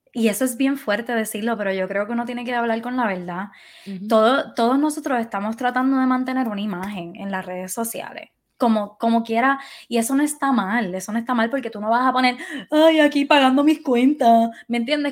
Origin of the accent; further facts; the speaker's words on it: Puerto Rico; moved away as an adult; yo decidí irme de Puerto Rico